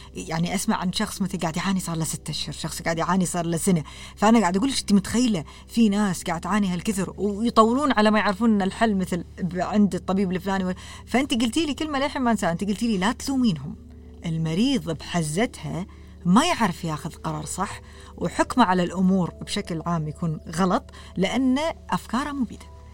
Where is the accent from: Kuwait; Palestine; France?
Kuwait; also born or lived in Canada; إحنا ككويتيين